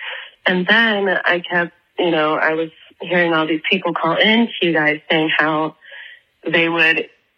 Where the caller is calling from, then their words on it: Atlanta, Georgia, United States; I'm calling from Atlanta, Georgia.